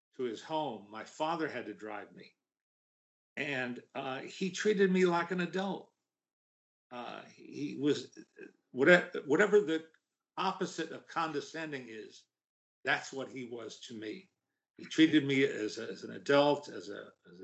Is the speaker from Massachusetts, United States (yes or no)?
no; the New York area, United States; I grew up in the New York area